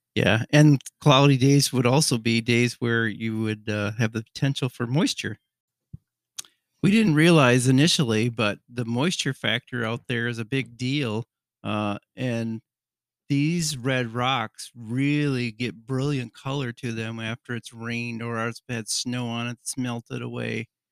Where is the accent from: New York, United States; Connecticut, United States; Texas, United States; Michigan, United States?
Michigan, United States; We're from Michigan